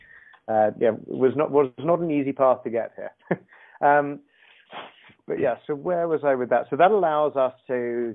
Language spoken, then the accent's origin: English; England, United Kingdom; I'm English